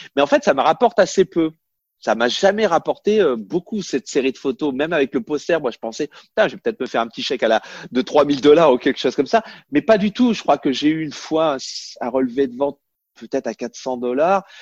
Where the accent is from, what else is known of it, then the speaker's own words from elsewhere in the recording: France; moved away as an adult; now in United States; on est français